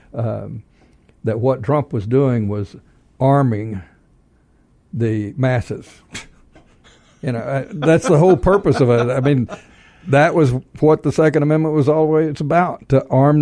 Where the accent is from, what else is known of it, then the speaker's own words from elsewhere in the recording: Texas, United States; moved away; I'm from Texas, and being from Texas